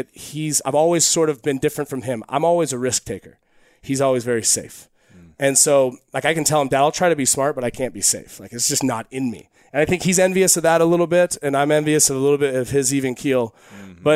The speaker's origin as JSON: {"language": "English", "town": "Eugene", "region": "Oregon", "country": "United States", "tie": "born or raised there", "said": "I grew up in Eugene, Oregon"}